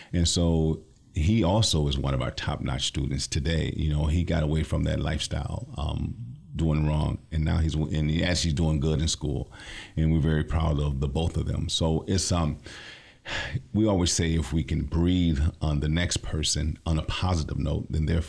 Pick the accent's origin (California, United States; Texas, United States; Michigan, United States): Michigan, United States; Lansing; I'm from the Lansing area, born and raised